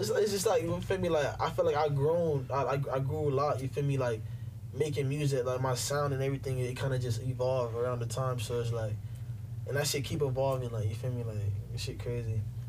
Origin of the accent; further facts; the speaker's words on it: Jamaica; I'm Jamaican. I'm damn near Haitian. My stepdad who raised me is Haitian.